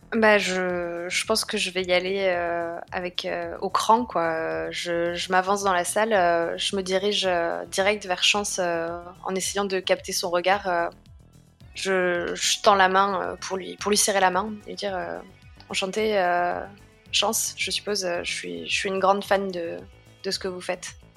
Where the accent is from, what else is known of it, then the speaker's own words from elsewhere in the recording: Paris, Île-de-France, France; je viens quand même de Paris